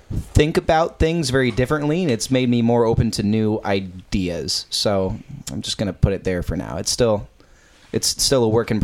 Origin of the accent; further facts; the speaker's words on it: Napa, California, United States; I'm from Napa.